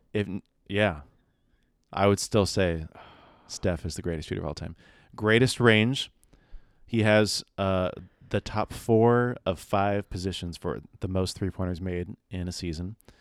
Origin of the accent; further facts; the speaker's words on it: San Diego, California, United States; we were born in San Diego